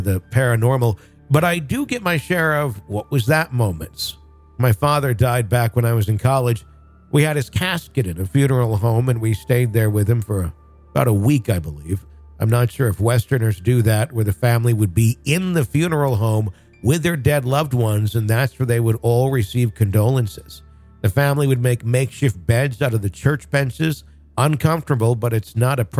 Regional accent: Wisconsin, United States; I grew up in Wisconsin.

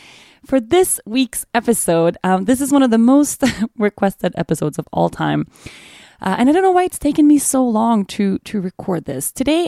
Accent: Sweden; Oatly is the original oat milk from Sweden, my home country, by the way.

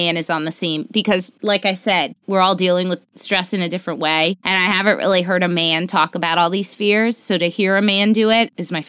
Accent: Florida, United States; I'm originally from Florida. I swear to God, I want all traces of being from Florida removed from my like personal identity.

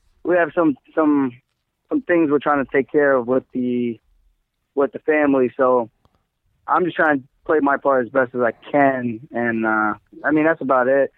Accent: Uniondale, New York, United States; I grew up in Long Island, Uniondale.

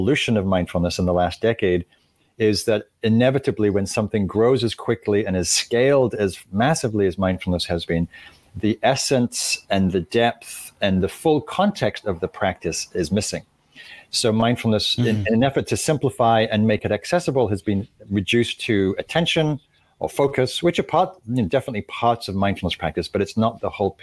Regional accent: Northern England, United Kingdom; moved away as an adult; also born or lived in London; I was raised in England, in Northern England, and moved to London.

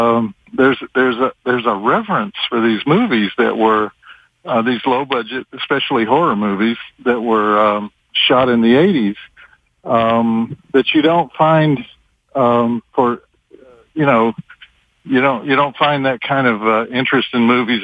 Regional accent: Texas, United States; I'm from Texas.

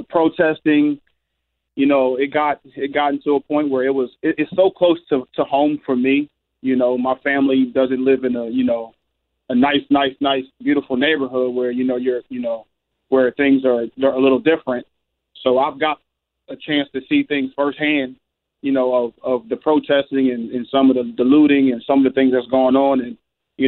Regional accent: Philadelphia, Pennsylvania, United States; I'm home in my hometown

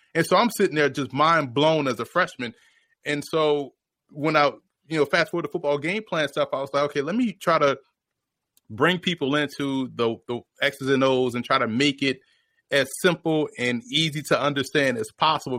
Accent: New Orleans, Louisiana, United States; I was born and raised in New Orleans

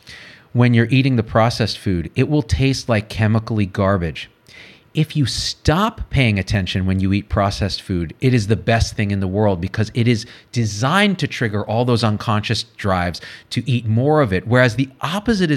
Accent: Clovis, California, United States; I grew up in Clovis, California, outside of Fresno, California

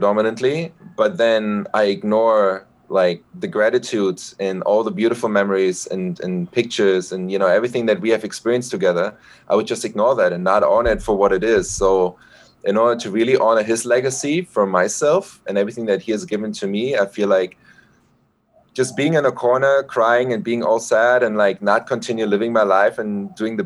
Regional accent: Berlin, Germany; born and raised in Berlin

